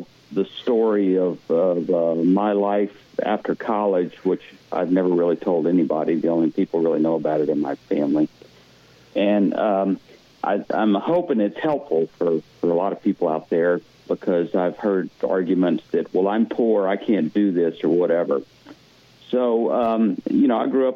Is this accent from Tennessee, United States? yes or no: no; Lafayette, Louisiana, United States; moved away as an adult; also born or lived in Houston; now in Texas Hill Country, United States; Where I grew up in Lafayette and where I lived after college, that was solely dependent on oil and gas